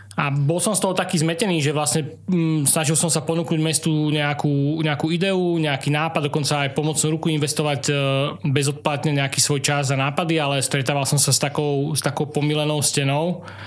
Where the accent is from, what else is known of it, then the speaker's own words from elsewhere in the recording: Trnava, Trnava Region, Slovakia; ja som sa narodil samozrejme v Trnave, v Trnavskej pôrodnici, ale prvých niekoľko rokov som prežil na prednádraží